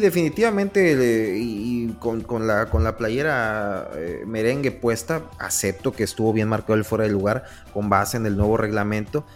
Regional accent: Mexico; nosotros como mexicanos

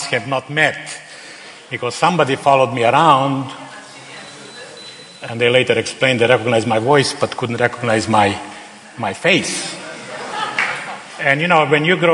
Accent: Slovenia; English is a second language; moved away as an adult; also born or lived in Serbia / Bosnia / Croatia; I am a native Slovenian

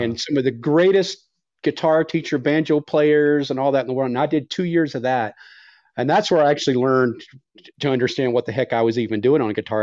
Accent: Texas, United States; now in Reno, United States; I'm from Texas, but I actually live in Reno, so I'm in Reno right now.

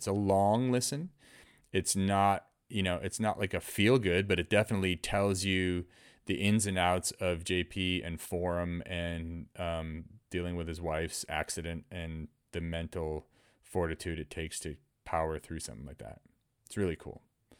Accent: Worcester, Massachusetts, United States; moved away; All the years of us in growing up in Worcester, we finally have a skate park.

